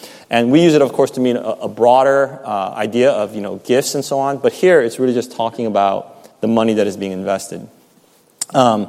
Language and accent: English; United States